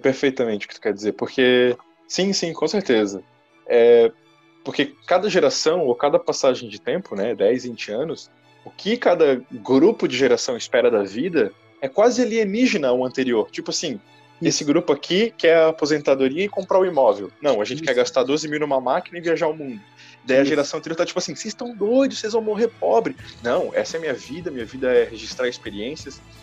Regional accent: Itajaí, Santa Catarina, Brazil; eu sou também de Itajaí

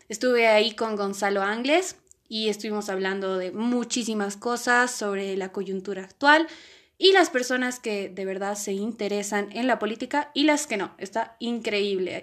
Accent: Bolivia; los bolivianos nos podemos

